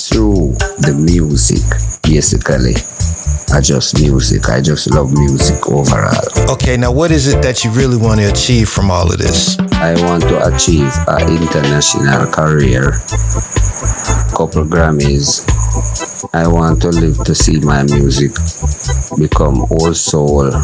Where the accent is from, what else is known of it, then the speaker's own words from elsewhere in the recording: Kingston, Jamaica; I am from Kingston, Jamaica. I live in Arborview.